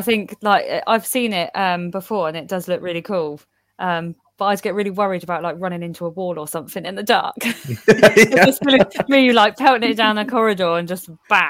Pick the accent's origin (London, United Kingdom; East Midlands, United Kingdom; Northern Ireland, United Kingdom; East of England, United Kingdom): East of England, United Kingdom; Norfolk, near Norwich; I'm from Norfolk, near Norwich.